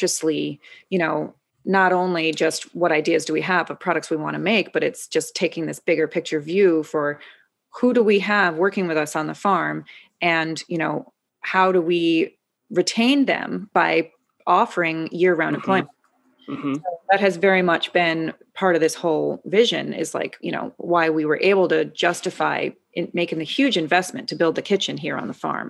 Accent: Queens, Long Island, New York, United States; also born or lived in Chicago; So I grew up in Queens and then we moved to Long Island when I was in fourth grade.

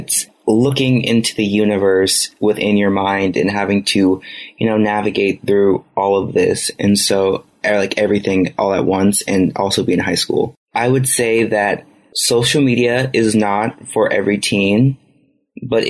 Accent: United States; as American citizens

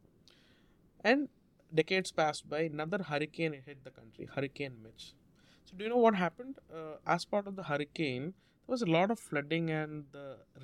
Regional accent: South India, India; first language Malayalam; English is a second language; moved away as an adult; now in United States; I grew up in India

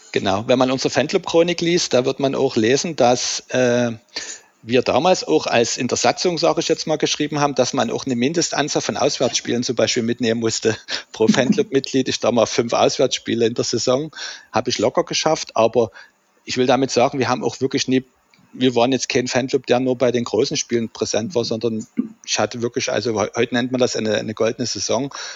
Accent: Dresden, Saxony, Germany; Wir sind im selben Mietshaus groß geworden in der Dresdner Johannstadt.

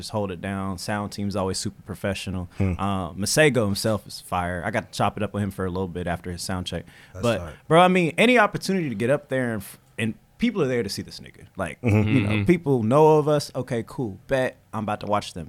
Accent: Indianapolis, Indiana, United States; I'm from Indy too.

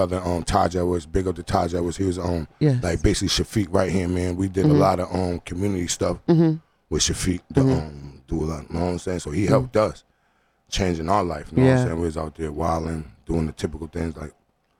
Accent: New England, United States; New England. I'm from New England.

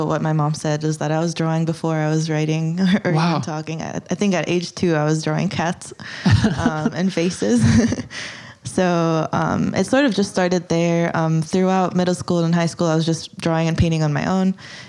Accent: Kuwait; Kuwait's really growing fast since growing up, and now it changed dramatically. I think right after, I was born after the Gulf War anyway.

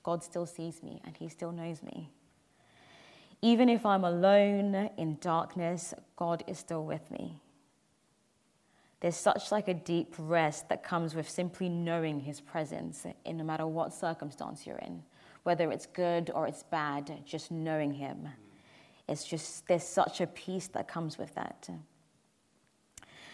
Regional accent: Milton Keynes, South East England, United Kingdom; moved away; also born or lived in Bracknell; I grew up in Milton Keynes, way before I moved to Bracknell I grew up in Milton Keynes

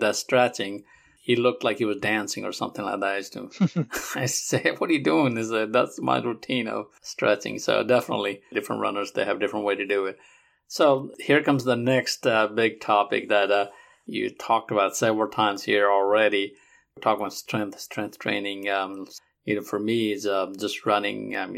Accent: Nepal; now in Alabama, United States; I'm originally from Nepal, but I live in Alabama.

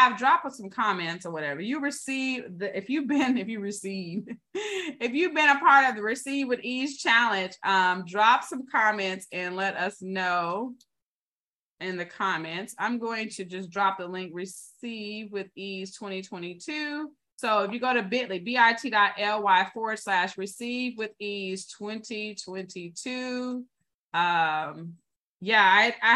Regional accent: the South, United States; I was born in the South

